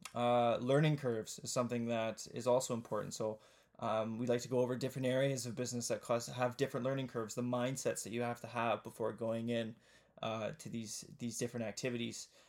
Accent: Kitchener, Ontario, Canada; also born or lived in Ottawa; I was born in Kitchener-Waterloo, which is in, but the southeastern part of, of Ontario in Canada

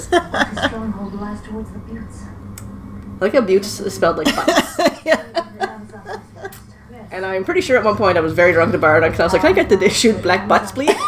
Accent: Nova Scotia, Canada; now in Vancouver, Canada; I'm from Nova Scotia. I'm always going to be Nova Scotian. It's my home. I was born there. But I've been in Vancouver for 10 years.

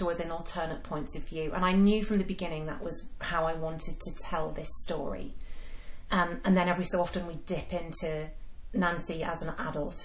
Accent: Yorkshire and the Humber, United Kingdom; me growing up in Yorkshire

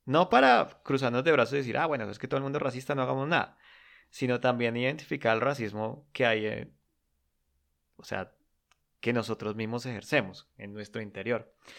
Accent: Colombia; yo como colombiano

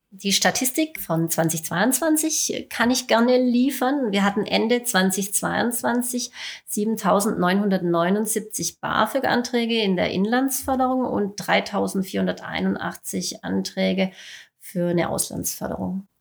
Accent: Baden-Württemberg, Germany; Hier bei uns im Ländle

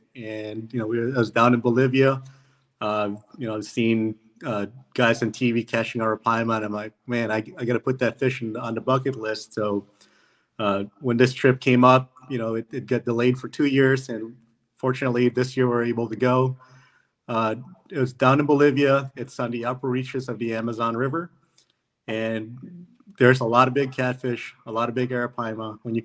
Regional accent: Philippines; born there; And I was born in the Philippines, and they said that was good enough to be on the team.

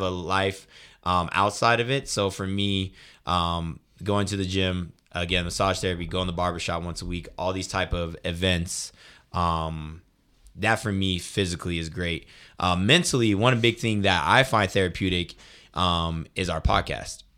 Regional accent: Colorado Springs, Colorado, United States; moved away as an adult; now in Denver, United States; I'm from the Springs as well

